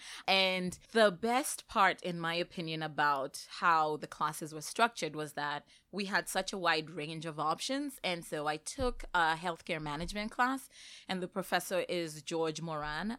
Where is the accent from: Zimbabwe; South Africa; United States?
Zimbabwe; moved away as an adult; I came to Northeastern straight from Zimbabwe. That's where, um, I had completed my I B program